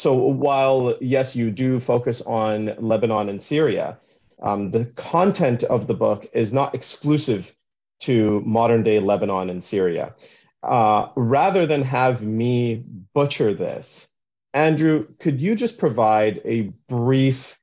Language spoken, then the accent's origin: English; Canada; also born or lived in Vancouver; I'm Canadian as well